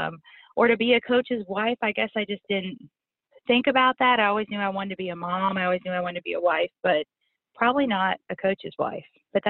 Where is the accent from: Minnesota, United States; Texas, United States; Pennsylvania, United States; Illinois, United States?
Pennsylvania, United States; State College; moved away as an adult; also born or lived in North Carolina; now in Baton Rouge, United States; Okay, so Dave and I are both from Pennsylvania. I'm from State College, where Penn State University is. That's where I grew up, and we had football tickets growing up, and my family has loved football. We're huge Steeler fans as well, which is, you know, interesting being in Louisiana.